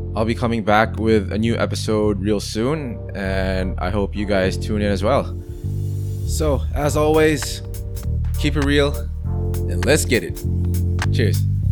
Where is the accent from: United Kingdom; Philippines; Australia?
Philippines; also born or lived in Nuremberg, Germany; I'm a Filipino at heart.